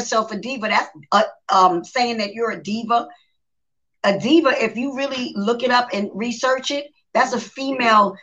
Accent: New York City, New York, United States; I'm from the South Bronx. I'm from New York

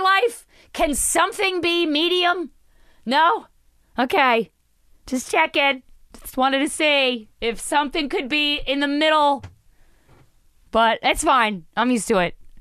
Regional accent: East Coast, United States; I've born and raised in the East Coast

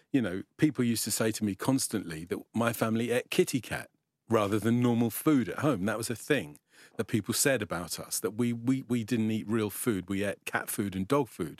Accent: London, United Kingdom; I grew up, I grew up in North London, so I was born in East London

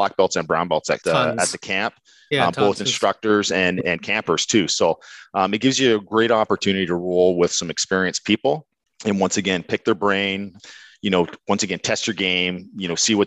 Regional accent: East Coast of Canada, Atlantic Canada, Canada; accent: East Coast; now in Burlington, Canada; I was born and raised on the East Coast of Canada

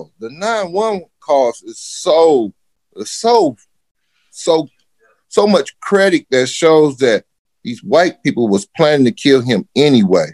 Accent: Detroit, Michigan, United States; growing up in Detroit, my whole life as being a black dude

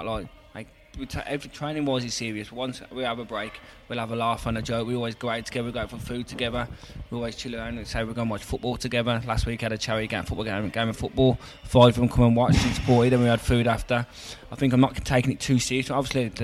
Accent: Birmingham, West Midlands, United Kingdom; I'd never used to think about leaving Birmingham

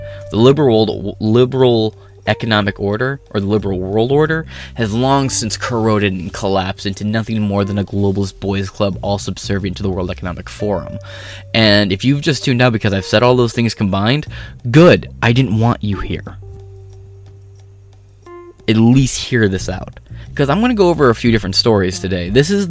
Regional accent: United States; at least me as an American

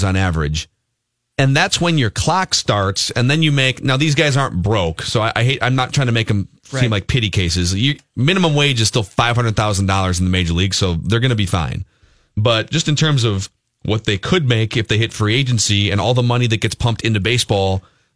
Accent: Minneapolis, Minnesota, United States; I was born in 1985 in the Twin Cities

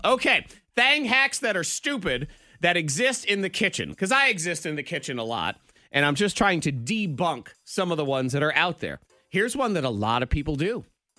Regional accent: New England, United States; now in Roanoke, United States; I grew up in New England.

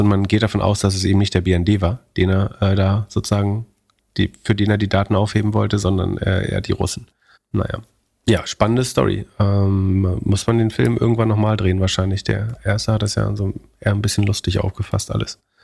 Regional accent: Germany; wir als Deutsche

